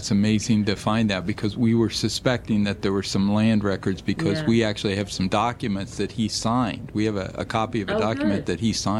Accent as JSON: {"language": "English", "region": "Ohio", "country": "United States", "tie": "born or raised there", "said": "More than my hometown in Ohio still only has 1,500."}